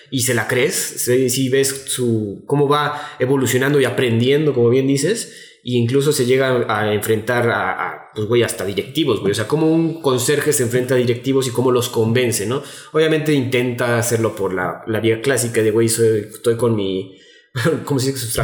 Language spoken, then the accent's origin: Spanish; Mexico; seguimos siendo mexicanos aunque no estemos en nuestra tierra.